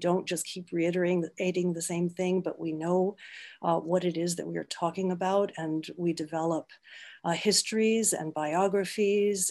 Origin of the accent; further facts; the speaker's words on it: Midland, Michigan, United States; I grew up in Midland, Michigan